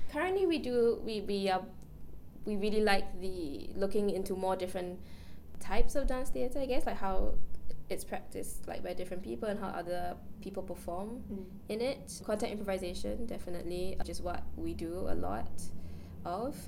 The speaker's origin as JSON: {"language": "English", "country": "Singapore", "said": "we are all Singaporean"}